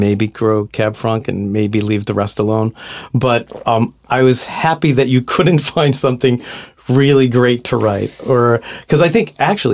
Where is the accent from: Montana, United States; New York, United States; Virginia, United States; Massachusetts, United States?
Massachusetts, United States; Boston; I'm Boston Irish Catholic